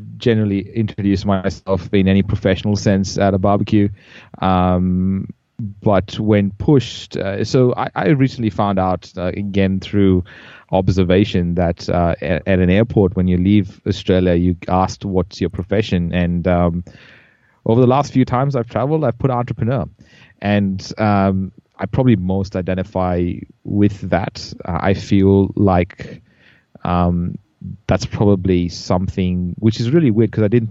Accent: India; also born or lived in Bahrain; as I grew up in India, I was born in Bahrain in the Middle East. I was there for 6 years and then moved to India

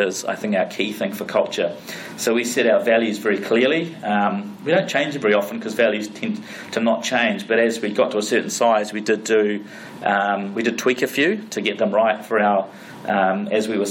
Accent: New Zealand; we're from New Zealand, we're from the farm

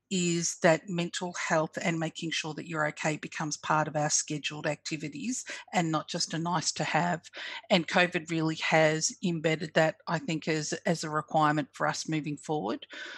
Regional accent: Australia; I'm Fijian Australian, and so I had a lot of people that were impacted who were culturally and linguistically diverse

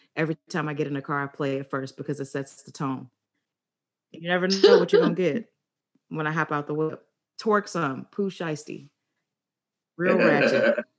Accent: Barbados; West Indian, yes. Barbados. Rep all day. 246.

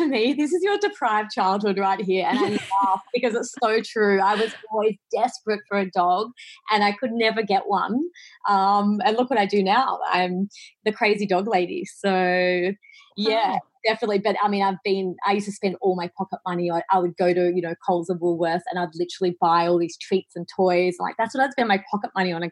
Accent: Sydney, New South Wales, Australia; moved away as an adult; now in Bali, Indonesia; I'm originally from Sydney in Australia, and I moved to Bali 2.5 years ago

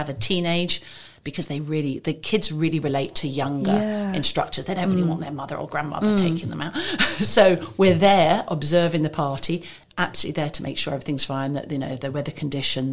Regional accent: England, United Kingdom; moved away as an adult; now in Maidenhead, United Kingdom; I'm originally from England, but I've lived in different countries

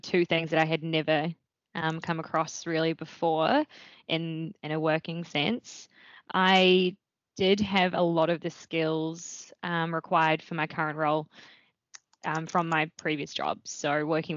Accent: Wellington, New Zealand; moved away as an adult; also born or lived in Dunedin, New Zealand; now in Melbourne, Australia; I grew up in Wellington in New Zealand, so just across the ditch

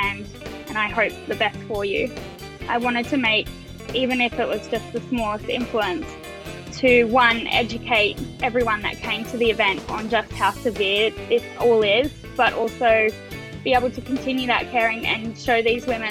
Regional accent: Port Macquarie, New South Wales, Australia; also born or lived in North Sydney; now in Sydney, Australia; I'm actually from Port Macquarie.

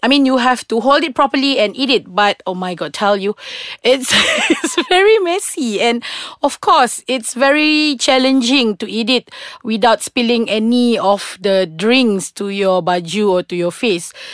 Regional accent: Sarawak, Malaysia; I'm from Sarawak, so in Kuching we have a different style

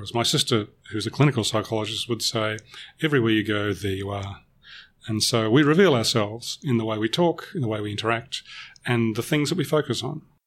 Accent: Melbourne, Victoria, Australia; I'm a Melbourne boy. I was born in Melbourne and I will always be a Melbourne boy. I've lived elsewhere

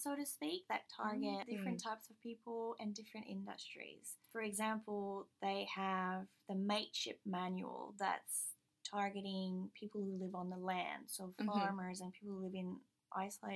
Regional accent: the French part of Canada, Quebec, Canada; now in Australia; I come from the French part of Canada, which is a matriarchal society that's very specific to the French side of Canada

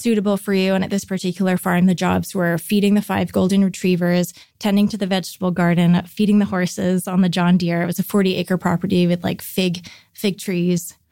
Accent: North Vancouver, British Columbia, Canada; grew up in North Vancouver

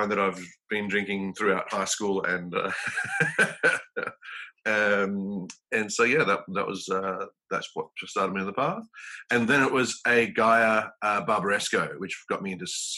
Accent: Melbourne, Victoria, Australia; moved away as an adult; also born or lived in London, United Kingdom; now in South Africa; Born and bred in Melbourne, out in Eltham

